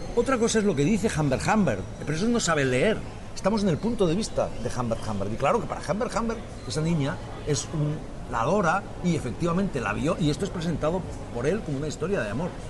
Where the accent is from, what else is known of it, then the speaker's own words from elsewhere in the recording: Spain; also born or lived in Catalonia; los españoles también pensamos